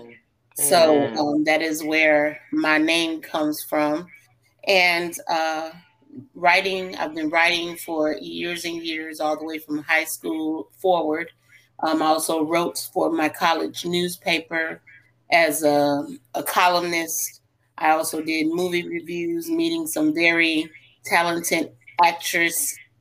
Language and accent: English; Illinois, United States; I am originally from Illinois